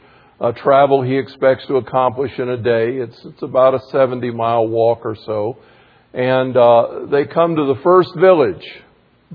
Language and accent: English; the South, United States; you can tell I'm from the South